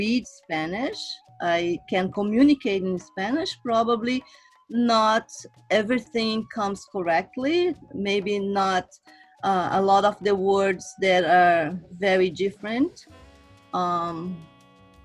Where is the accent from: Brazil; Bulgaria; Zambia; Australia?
Brazil; moved away; I came from Brazil, I moved from country to country, I moved city to city, neighborhood to neighborhood.